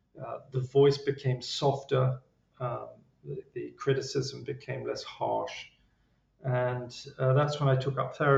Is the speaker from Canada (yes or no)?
no; England, United Kingdom; Being English, I was, probably downplayed it.